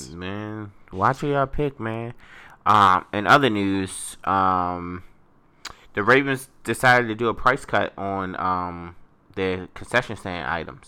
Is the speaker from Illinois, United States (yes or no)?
no; Baltimore, Maryland, United States; my my hometown, Baltimore